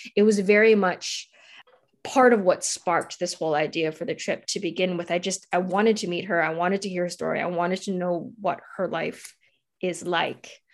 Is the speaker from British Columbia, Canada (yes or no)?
yes; Vancouver, British Columbia, Canada; moved away; I'm originally from Vancouver